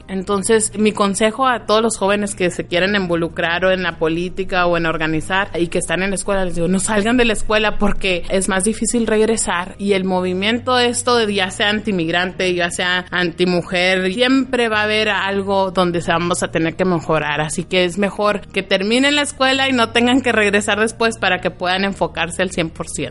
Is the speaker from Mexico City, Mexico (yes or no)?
no; Agua Prieta, Sonora, Mexico; also born or lived in Douglas, Arizona, United States; now in Arizona, United States; nací en Douglas, Arizona, en, en la parte de Estados Unidos y crecí en Agua Prieta